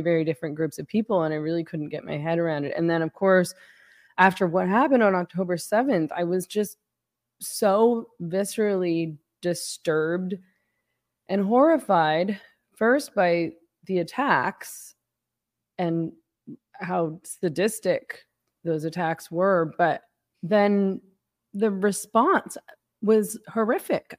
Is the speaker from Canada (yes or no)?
yes; Canada; I'm Canadian